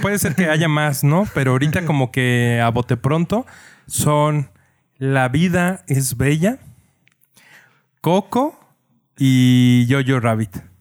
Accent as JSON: {"language": "Spanish", "country": "Mexico", "said": "como mexicano"}